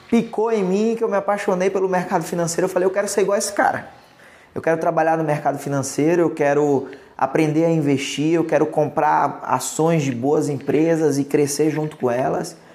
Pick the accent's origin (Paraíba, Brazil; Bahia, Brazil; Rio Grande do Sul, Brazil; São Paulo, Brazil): Bahia, Brazil; Salvador; meus pais se divorciaram, eu migrei para a gente mudou para a capital, para Salvador. Uhum. Então eu cresci em Salvador, mas meu pai continua morando até hoje no interior da Bahia